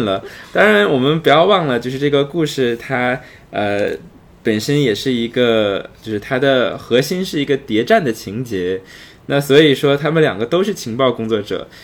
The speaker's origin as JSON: {"language": "Chinese", "country": "China", "said": "对于我们中国人来说"}